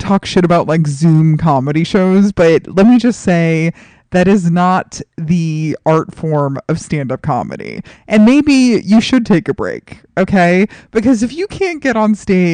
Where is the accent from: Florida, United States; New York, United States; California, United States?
New York, United States; New York City; moved away; my hometown of New York City